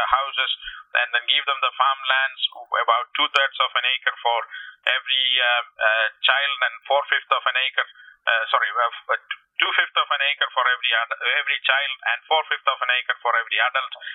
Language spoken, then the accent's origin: English; India; moved away; from India and uh, born and grew up there